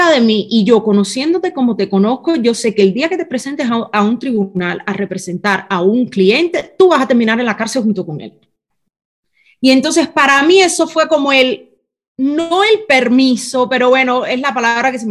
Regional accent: Cuba; moved away as an adult; la familia del que era mi esposo, con el que yo salí de Cuba, que ya estaban todos fuera de Cuba, nos tuvieron que mantener a nosotros.

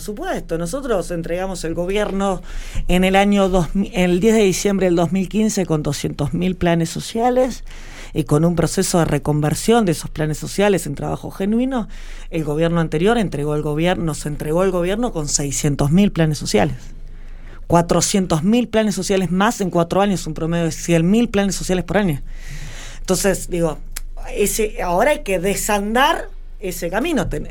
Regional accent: Victorica, La Pampa, Argentina; ser una joven de un pueblo muy chico, mi pueblo tiene 6.000 habitantes, o sea, yo soy victorica

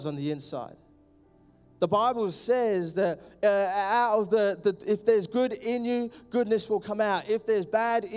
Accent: London, United Kingdom; I'm from East London. Love it. I'm a Londoner.

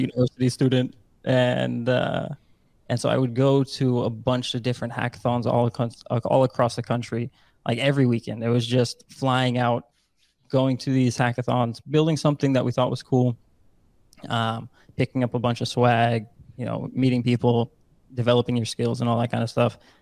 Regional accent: Netherlands; born and raised in the Netherlands

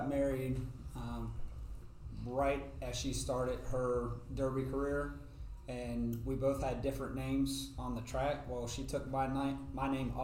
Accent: Virginia, United States; I'm from Virginia, down near the beach

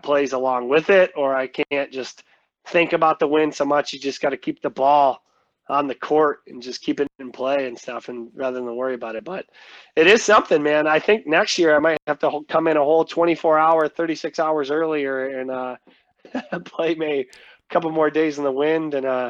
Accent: Midwest, United States; But I feel like you can't really adjust to as a Midwesterner off the bat is just the wind.

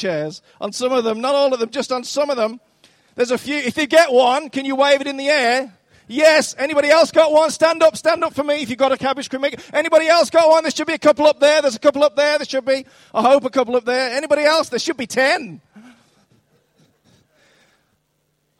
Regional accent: Dudley, West Midlands, United Kingdom; moved away; I'm actually from Dudley, which was recently voted the country's worst town.

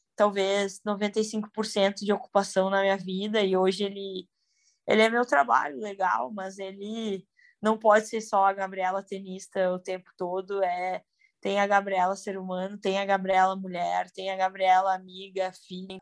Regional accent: Porto Alegre, Rio Grande do Sul, Brazil; Sou de Porto Alegre, nascida, nascida e criada

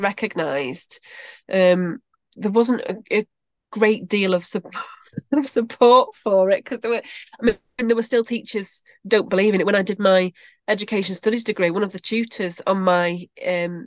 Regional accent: Bury, North West England, United Kingdom; now in Stretford, United Kingdom; I'm originally from Bury, so I'm not far from Stretford

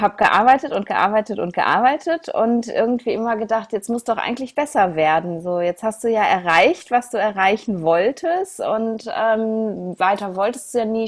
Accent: Essen, North Rhine-Westphalia, Germany; in meiner Heimatstadt in Essen

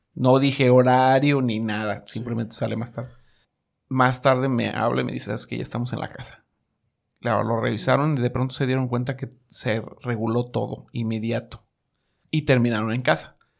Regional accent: Mexico; moved away; also born or lived in New York; Soy mexicano

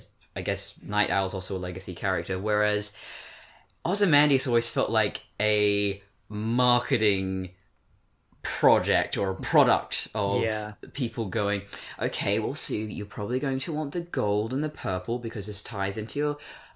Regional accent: Australia; accent: English; also born or lived in Britain; I was born in Britain. I've got British relatives, but I've been in Australia my whole life, so why do I still sound English?

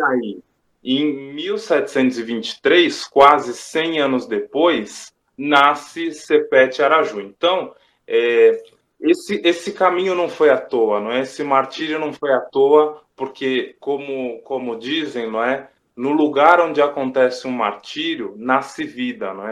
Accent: Brazil; todos somos brasileiros

